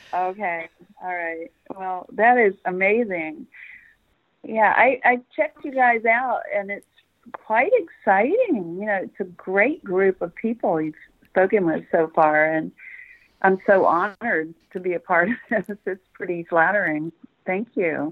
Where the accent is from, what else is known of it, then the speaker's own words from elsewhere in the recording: Memphis, Tennessee, United States; also born or lived in Tucson, Arizona / Bloomington, Indiana; now in Salisbury, United States; I was born in Memphis.